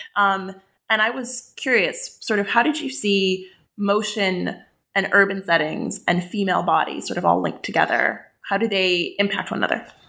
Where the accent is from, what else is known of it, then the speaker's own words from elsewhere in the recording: West Bank, Palestine; I grew up in the West Bank. I'm Palestinian